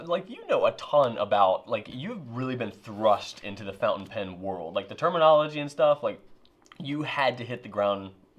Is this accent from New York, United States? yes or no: no; Richmond area, Virginia, United States; I'm from here